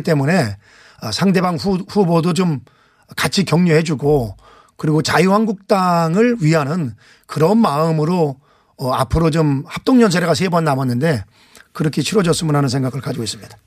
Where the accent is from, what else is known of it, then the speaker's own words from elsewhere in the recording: Anseong, Gyeonggi Province, South Korea; 안성 출신 국회 환경노동위원장